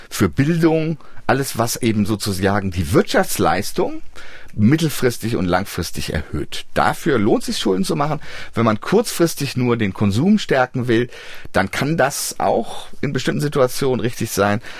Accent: East Germany, Germany; born there; Aber sie war es wert, sage ich als gebürtiger Ostdeutscher.

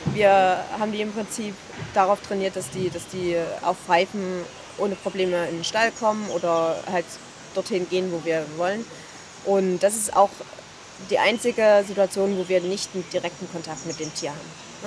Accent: Leipzig, Saxony, Germany; Ich bin auch aus Leipzig

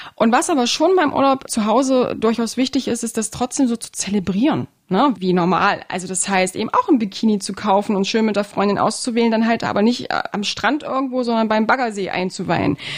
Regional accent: Halle, Saxony-Anhalt, Germany; meine Heimatstadt

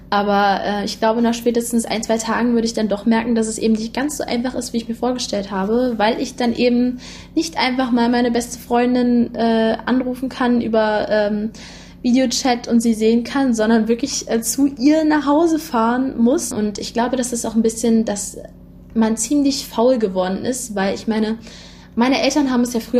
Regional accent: Poland; Ich komme ja auch aus Polen

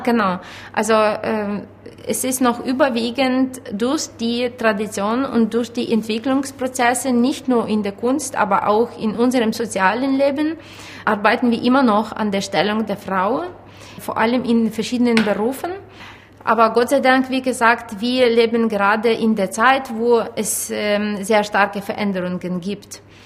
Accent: Ukraine; moved away

